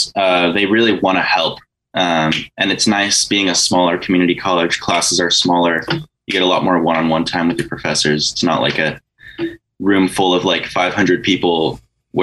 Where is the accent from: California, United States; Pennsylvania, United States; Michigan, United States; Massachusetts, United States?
California, United States; Santa Barbara; also born or lived in Goleta; I was born in Goleta, but I've lived in Santa Barbara pretty much my whole life